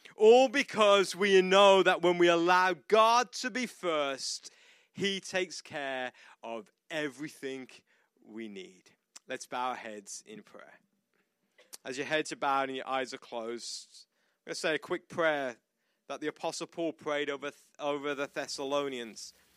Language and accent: English; United Kingdom; moved away as an adult; now in United States